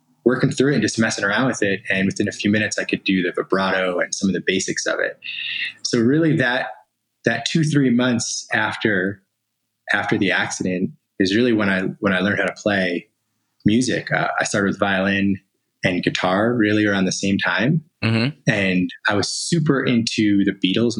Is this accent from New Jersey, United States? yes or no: yes; Asbury Park, New Jersey, United States; now in California, United States; So I'm originally from New Jersey, though now I'm in California. And, you know, grew up in the Asbury Park area